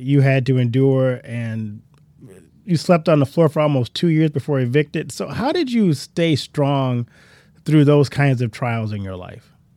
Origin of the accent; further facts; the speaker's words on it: Louisiana, United States; I grew up in Louisiana